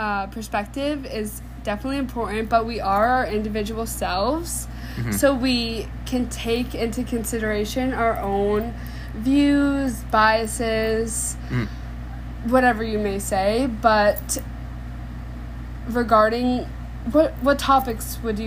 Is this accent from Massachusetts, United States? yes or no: yes; Massachusetts, United States; I'm from Nord Mass.